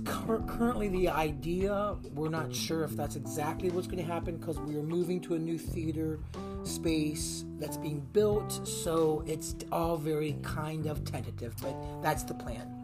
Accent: United States; I was born and raised about three miles down that road on a little itty bitty farm.

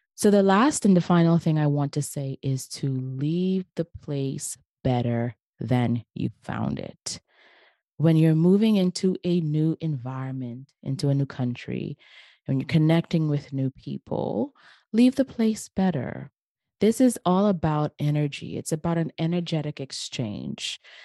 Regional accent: Bahamas; in my hometown, the where I grew up, in the beautiful islands of the Bahamas.

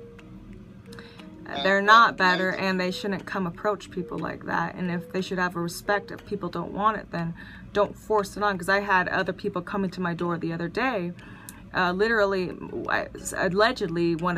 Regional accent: United States; I was born in America

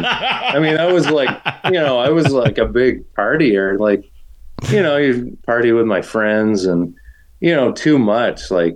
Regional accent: New Hampshire, United States; moved away; also born or lived in Massachusetts; growing up in New Hampshire, it's like you think, oh yeah, I ran all the time in the mountains, but I just played sports in a small town, you know?

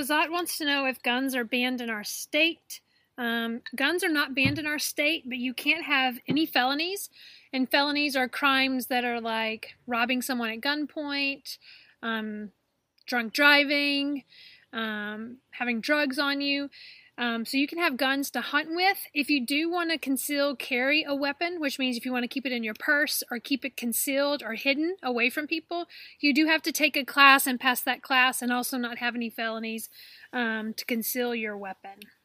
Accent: Alabama, United States; I am from Alabama.

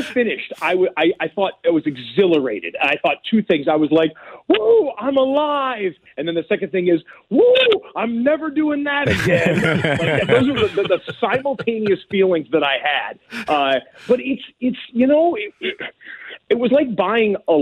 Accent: Detroit, Michigan, United States; I grew up in the Detroit area

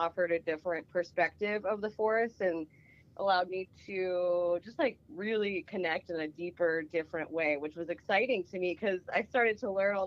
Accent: Appalachia, southwestern Pennsylvania, United States; moved away as an adult; also born or lived in Burlington, Vermont; now in Oregon, United States; I grew up in Appalachia, southwestern Pennsylvania, close to West Virginia

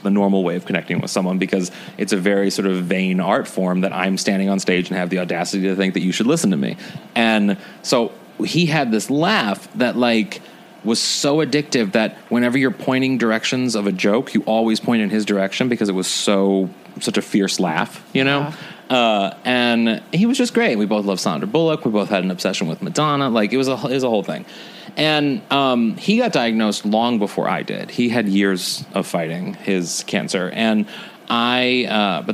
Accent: St. Louis, Missouri, United States; moved away; also born or lived in New York; I come from St. Louis, and it wasn't the most welcoming or comfortable community to be

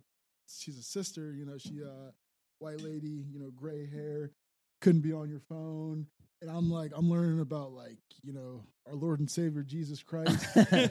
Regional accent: Wheeling, West Virginia, United States; I grew up in East Willing

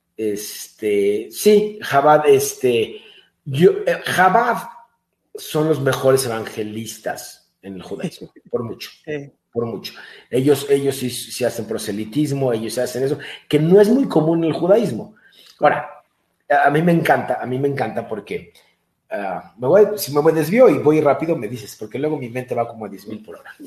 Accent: Mexico; mis padres ya nacieron mexicanos, ya son mexicanos, yo soy mexicano

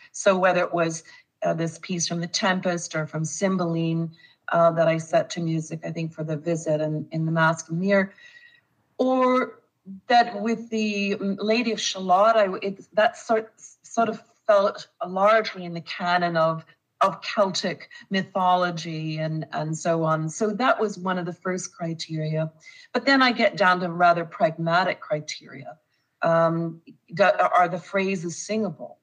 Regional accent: Winnipeg, Manitoba, Canada; when I was growing up in Winnipeg. Uh, or in Manitoba

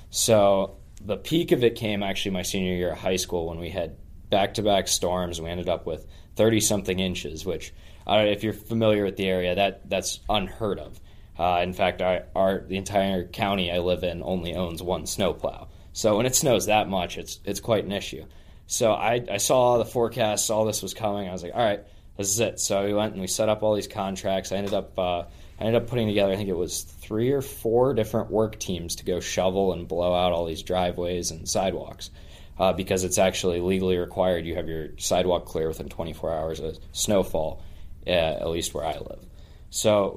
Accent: Alexandria, Virginia, United States; moved away as an adult; from Alexandria, Virginia, just outside of D.C. I was born there, grew up my whole life there

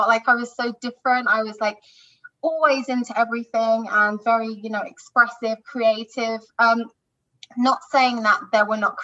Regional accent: London, United Kingdom; I'm from London, UK.

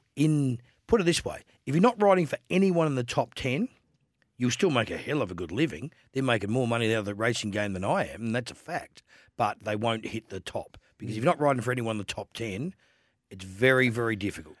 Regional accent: Adelaide, South Australia, Australia; I'm a boy from Adelaide

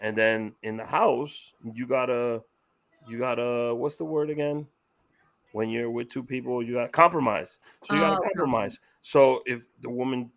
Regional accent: Dominican Republic; I grew up in DR

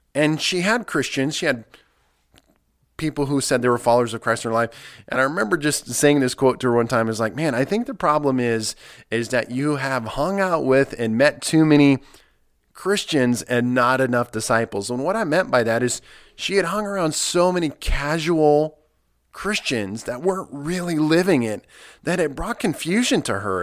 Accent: Nebraska, United States; moved away; I come from Nebraska, where, uh, you're a Nebraska Cornhusker, you live and die that. It's the only thing that we have in our state, and I, I, I grew up watching Nebraska football

